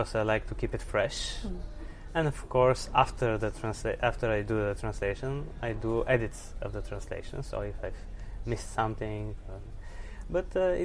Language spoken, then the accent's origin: English; Sofia, Sofia City, Bulgaria; I'm from Sofia, Bulgaria, and I'm a writer and translator